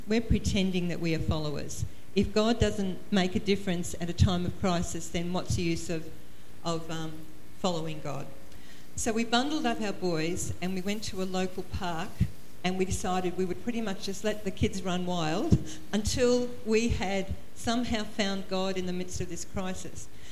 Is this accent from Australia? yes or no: yes; Queensland, Australia; also born or lived in Toowoomba, Queensland; we're from Queensland, we live uh, uh in a place called the Redcliffe Peninsula, but we used to live in a town called Toowoomba.